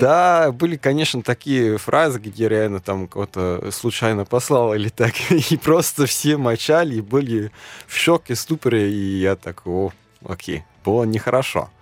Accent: Germany; first language German; Russian is a second language; moved away as an adult; now in Moscow, Russia; я из Германии

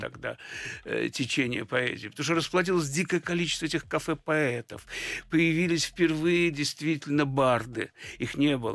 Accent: Saint Petersburg, Russia; я родился в Ленинграде

